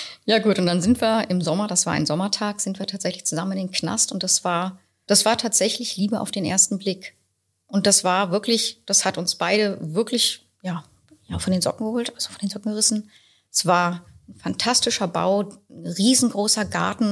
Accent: Berlin, Germany; ich bin mit sechs Wochen zugezogen. Also bin ich Berlinerin.

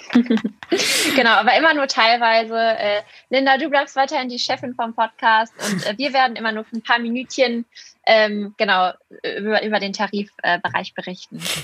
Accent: Essen, North Rhine-Westphalia, Germany; bin 21 Jahre alt und ich komme aus Essen, ähm, habe dann duales Studium gemacht und äh, wohne und arbeite immer noch hier

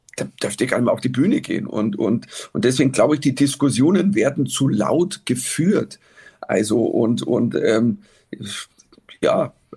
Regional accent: Germany; als Deutscher

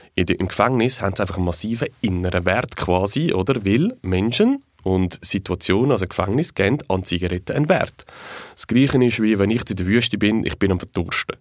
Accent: Switzerland; bei uns in der Schweiz

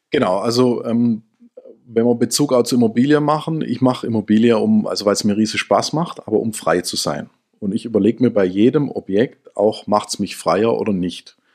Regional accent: Swabia, Germany; Ich bin ja Schwabe.

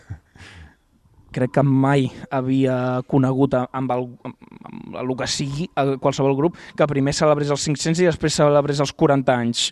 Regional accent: near Reus, Catalonia, Spain; jo soc del Forja, em pilla bastant a prop de Reus

